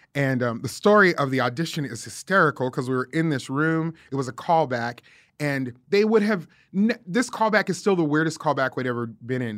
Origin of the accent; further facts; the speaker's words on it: Las Vegas, Nevada, United States; moved away as an adult; also born or lived in Scotts Valley, California; now in Nashville, United States; grew up in Las Vegas, went from Las Vegas to Scotts Valley, which is outside of Santa Cruz